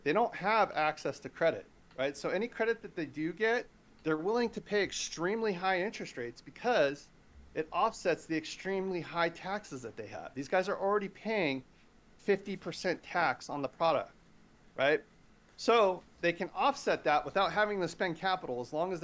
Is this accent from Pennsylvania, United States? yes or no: no; California, United States; here in my home state, California